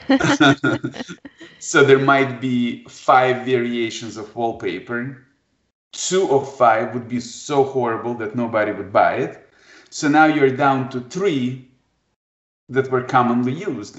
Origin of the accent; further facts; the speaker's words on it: Kharkiv, Kharkiv Oblast, Ukraine; English is a second language; now in Detroit, United States; I was born in Kharkov, Ukraine